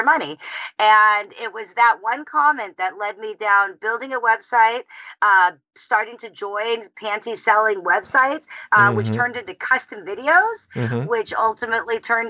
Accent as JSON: {"language": "English", "region": "California", "country": "United States", "tie": "born or raised there", "also_born_or_lived": "South Africa / North Carolina / Wisconsin / Germany", "moved": "as an adult", "said": "Born in South Africa, raised in California"}